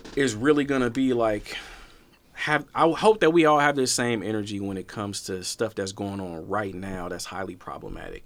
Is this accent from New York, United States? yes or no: no; Portland, Oregon, United States; I'm from Portland